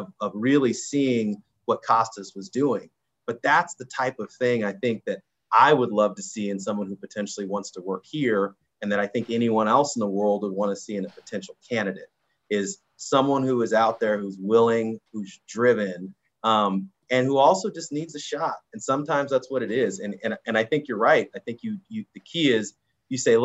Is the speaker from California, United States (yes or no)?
yes; Orange County, California, United States; moved away; I grew up in Orange County, California